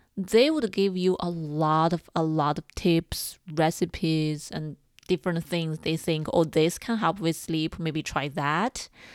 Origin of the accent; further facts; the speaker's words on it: China; moved away; I grew up in China